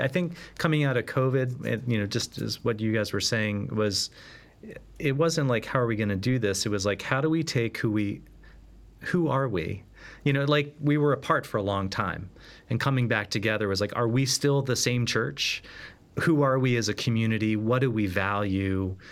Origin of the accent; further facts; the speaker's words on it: Boston, Massachusetts, United States; now in Philadelphia, United States; I'm a Bostonian, at least at heart, living in Philadelphia